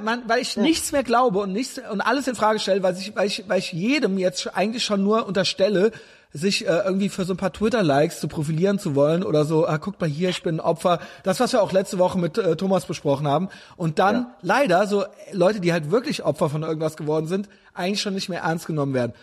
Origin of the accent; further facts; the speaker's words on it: Germany; als Deutscher